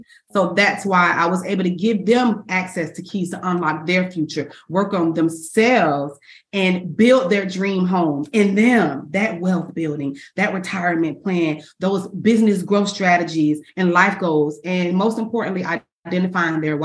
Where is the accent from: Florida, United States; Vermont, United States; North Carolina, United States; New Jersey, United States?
Florida, United States; Orlando; I was born and raised in Orlando, Florida